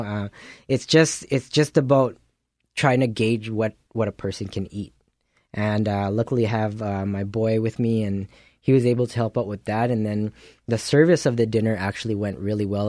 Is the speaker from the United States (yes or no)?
no; Philippines; now in Winnipeg, Canada; being a Filipino